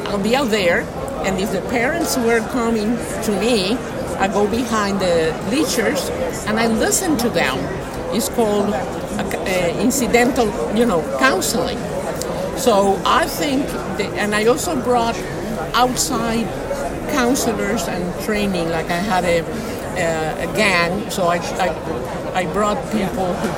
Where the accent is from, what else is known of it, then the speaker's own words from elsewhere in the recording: Washington, District of Columbia, United States; also born or lived in Cuba; I'm from D.C.